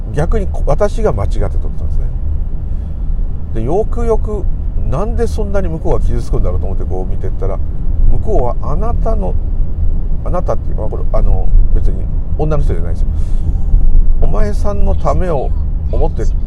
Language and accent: Japanese; Tokyo, Japan; 私東京の人なんでいつも親戚に混じって東京の悪口を聞いてることが多々あった